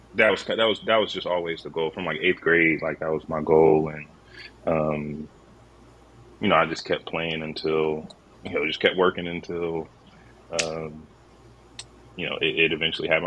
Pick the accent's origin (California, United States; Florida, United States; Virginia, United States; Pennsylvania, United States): Virginia, United States; Fairfax; also born or lived in Manassas, Virginia; I was born in Fairfax. Lived in Manassas for a little while